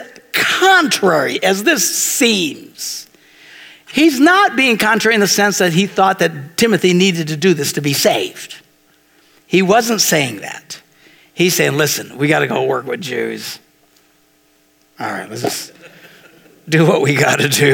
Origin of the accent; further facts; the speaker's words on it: Green Bay, Wisconsin, United States; I'm from Green Bay.